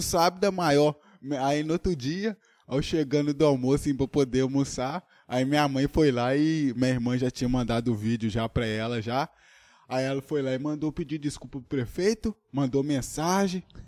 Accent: Brazil; E eu moro em Tocantins mesmo, sou de Tocantins

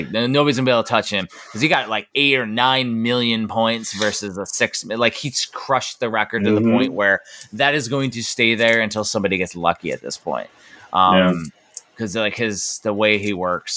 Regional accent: Chicago, Illinois, United States; moved away; I'm not from California. I'm from Chicago

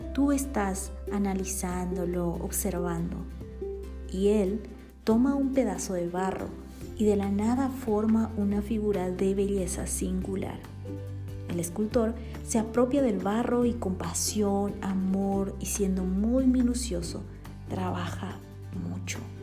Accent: Bolivia; born or raised there; now in Guatemala

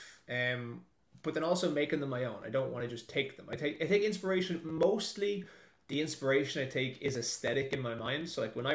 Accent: Ireland; moved away as an adult; also born or lived in Dublin; now in New Zealand; till the day I die, it's Ireland's my country. Like, that's where I'm raised

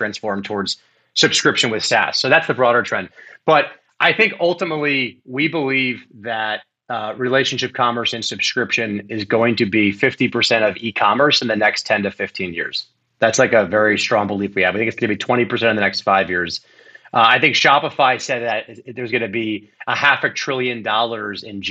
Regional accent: Miami, Florida, United States; growing up in Miami, Florida

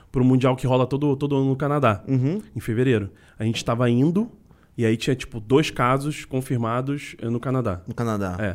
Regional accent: Niterói, Rio de Janeiro, Brazil; moved away as an adult; now in São Paulo, Brazil; de Niterói.

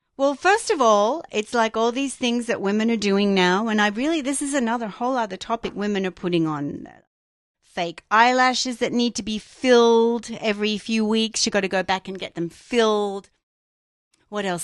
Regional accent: Australia; growing up in Australia

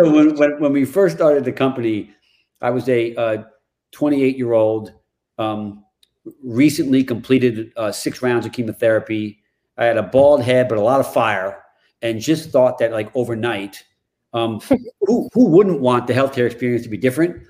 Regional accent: New York, United States; now in Chevy Chase, Maryland, United States; I grew up in New York

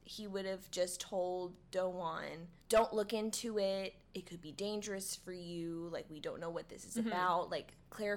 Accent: the South, United States; we're from the South

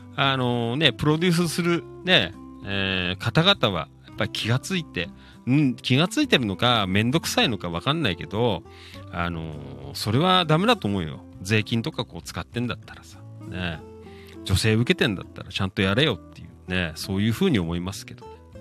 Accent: Noda, Chiba, Japan; 生まれ育った街

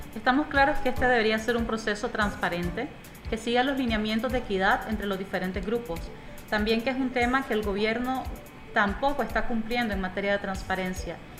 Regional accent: Nicaragua; Como nicaragüenses

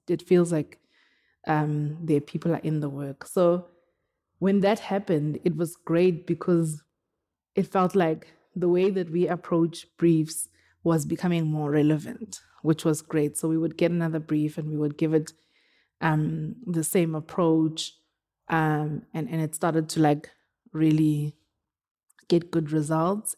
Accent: South Africa; now in Johannesburg, South Africa; I'm from Woodbank. Um, I, I live in Johannesburg

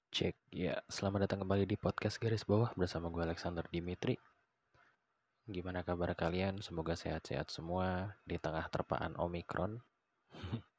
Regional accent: Balikpapan, East Kalimantan, Indonesia; moved away; also born or lived in Yogyakarta; gue dulu tuh di waktu gue tinggal di Balikpapan

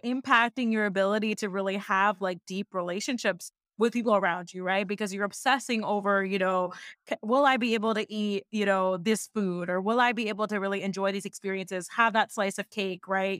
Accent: Seattle, Washington, United States; I was born and raised in Seattle, Washington

